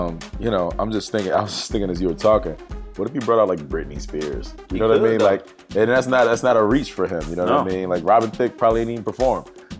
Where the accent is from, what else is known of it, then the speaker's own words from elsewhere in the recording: Virginia, United States; we're from Virginia.